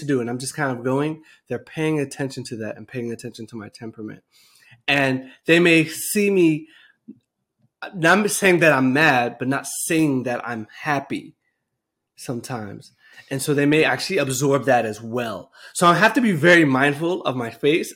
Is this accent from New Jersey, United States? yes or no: yes; New Jersey, United States; moved away; I grew up in New Jersey